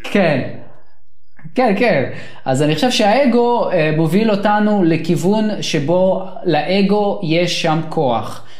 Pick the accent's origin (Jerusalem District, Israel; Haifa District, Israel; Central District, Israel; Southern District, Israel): Central District, Israel; Sharon region; also born or lived in Soviet Union; אני ואתה, אנחנו גדלנו באזור השרון